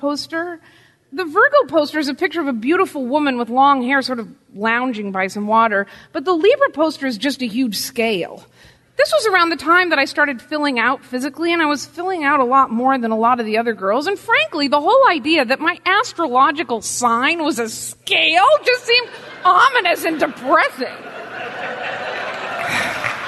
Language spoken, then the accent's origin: English; Pacific Northwest, United States; moved away; I was raised in the Pacific Northwest